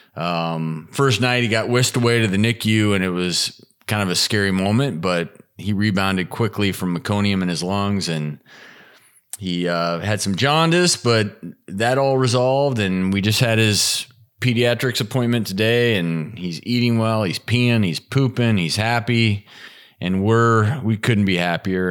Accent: Midwest, United States; moved away; also born or lived in Colorado / Nebraska; I grew up in the Midwest

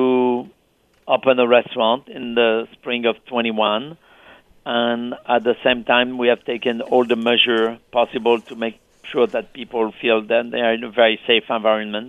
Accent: France; now in New York City, United States; Back to France in my small village

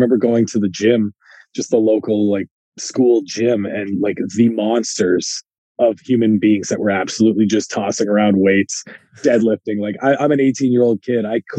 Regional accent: Guelph, Ontario, Canada; I'm in a little town called Guelph, which, as a Canadian, you probably know where that is, but that's why I usually just tell people I'm from Toronto and live in Toronto, because it's all one.

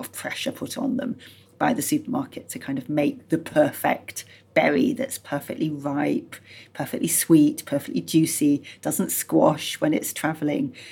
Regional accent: Yorkshire and the Humber, United Kingdom; I grew up in Yorkshire

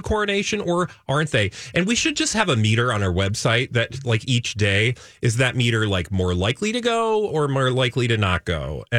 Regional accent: United States; Skeptical because I'm an American.

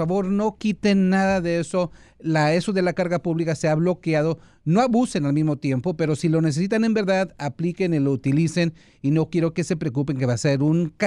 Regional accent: El Salvador; es el salvadoreño que yo soy de Zulutambo.

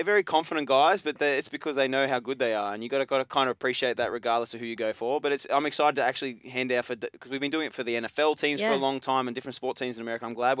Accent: Australia; moved away; also born or lived in Sydney; especially as an Australian

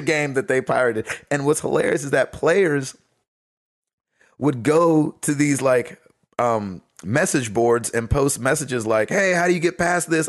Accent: United States; I'm American

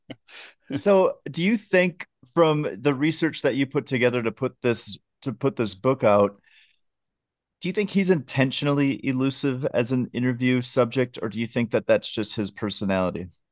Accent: outside of Minneapolis, Minnesota, United States; I grew up outside of Minneapolis

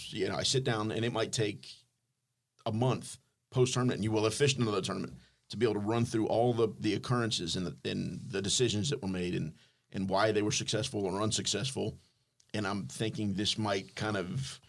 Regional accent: Fort Lauderdale, Florida, United States; now in Pompano Beach, United States; I'm from Lauderdale.

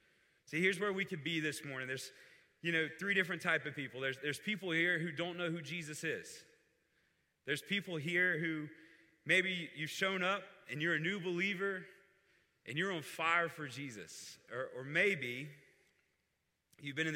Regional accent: Fort Walton Beach, Florida, United States; I grew up near the Destin-Fort Walton Beach area in Florida

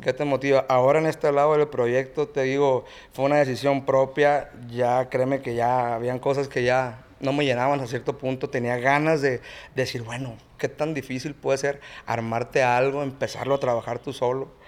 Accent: Mazatlán, Sinaloa, Mexico; Somos, somos originarios de Mazatlán, Sinaloa

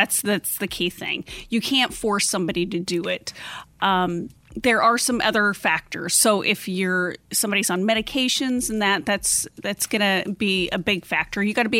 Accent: Nebraska, United States; moved away as an adult; I grew up in the Midwest, up in Nebraska, and then I moved to Arizona as an adult

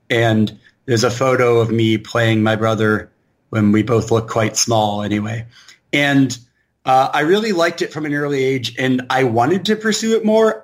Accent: Portland, Oregon, United States; also born or lived in San Francisco Bay Area, California / Chicago, Illinois; I'm an Oregon kid from the start. Uh, my, I was born in the Bay Area, like about half of Oregon was, but uh, my parents moved here when I was just a couple months old, and uh, I grew up in the suburbs

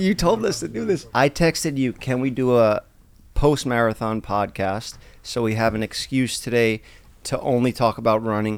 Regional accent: New York City, New York, United States; I'm from Staten Island

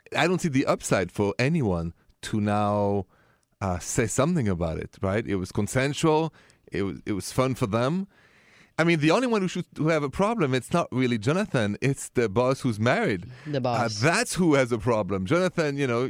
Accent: Paris, Île-de-France, France; now in United States; I come from Paris, and city of romance

